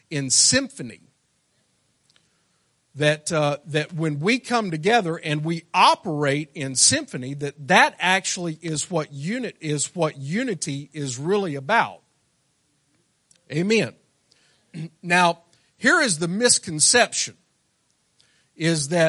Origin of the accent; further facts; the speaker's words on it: Arkansas, United States; I'm from Arkansas